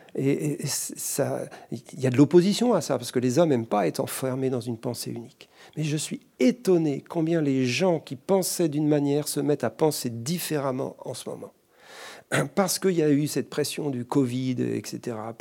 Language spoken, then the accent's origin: French; France; chez nous en France.